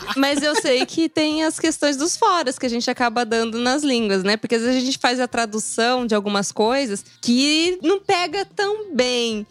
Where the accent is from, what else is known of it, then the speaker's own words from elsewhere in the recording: Brazil; moved away as an adult; eu sou do Brasil